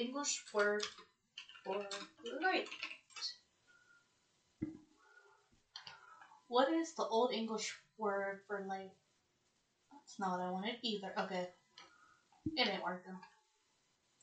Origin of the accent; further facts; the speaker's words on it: United States; I'm from America